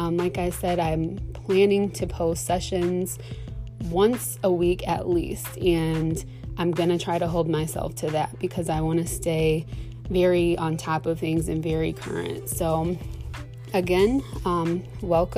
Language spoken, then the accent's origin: English; Michigan, United States; I'm a Michigan native. Born and raised in Michigan